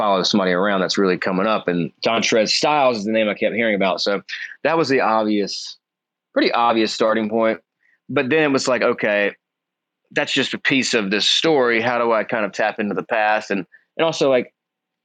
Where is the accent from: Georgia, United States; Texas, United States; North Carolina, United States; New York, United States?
North Carolina, United States; Kinston; now in Los Angeles, United States; my hometown